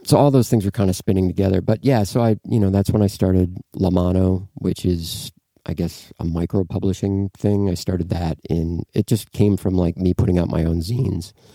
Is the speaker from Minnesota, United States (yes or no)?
yes; Duluth, Minnesota, United States; moved away as an adult; also born or lived in Oakland; I'm from Duluth, Minnesota